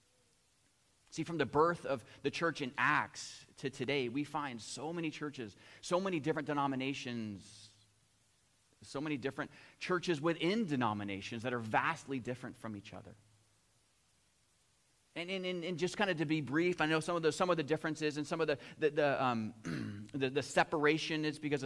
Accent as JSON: {"language": "English", "country": "United States", "tie": "born or raised there", "moved": "yes", "lives_now": "Chatham, Canada", "said": "I grew up in the United States"}